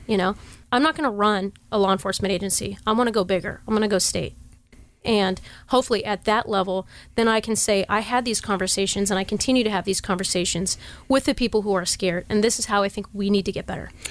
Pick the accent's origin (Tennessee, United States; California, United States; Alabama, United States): California, United States; Sacramento; I grew up in Oak Park, Tahoe Park, part of Sacramento.